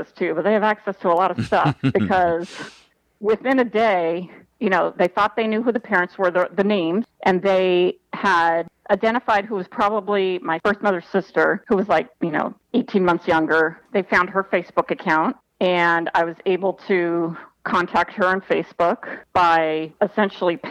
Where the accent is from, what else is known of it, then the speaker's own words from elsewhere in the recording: Los Angeles, California, United States; also born or lived in Marina Del Rey; I was born in Granada Hills, which, you know, is the valley